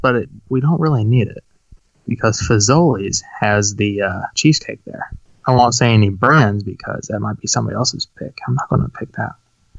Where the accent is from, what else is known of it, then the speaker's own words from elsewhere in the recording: St. Louis, Missouri, United States; I'm from St. Louis area.